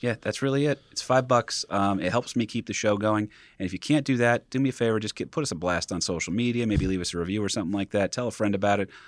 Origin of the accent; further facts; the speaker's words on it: Wayne, New Jersey, United States; I'm the one from Wayne